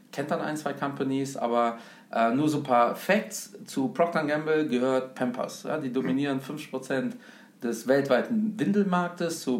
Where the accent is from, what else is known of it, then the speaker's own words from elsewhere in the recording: Germany; Ja, also ich bin ja in Deutschland äh, groß geworden, bin ja portugiesischer Abstammung